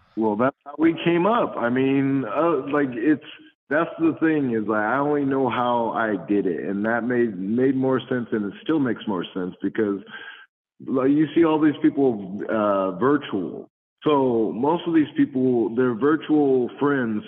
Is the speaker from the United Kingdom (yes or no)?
no; San Jose, California, United States; also born or lived in Compton, California; we grew up in Compton, so there the gang and stuff and all that. But um, uh, once I got into San Jose, San Jose was just really diverse